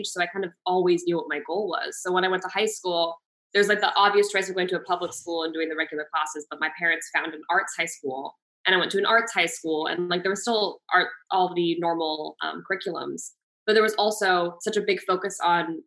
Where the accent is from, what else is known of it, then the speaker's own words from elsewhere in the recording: Washington, United States; moved away as an adult; now in Los Angeles, United States; I grew up in Washington State in a nice small little town.